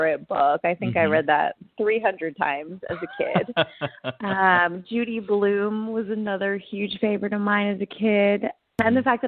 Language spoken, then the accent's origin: English; East Brunswick, New Jersey, United States; moved away as an adult; also born or lived in Manhattan, New York / Los Angeles, California; I was born in East Brunswick, New Jersey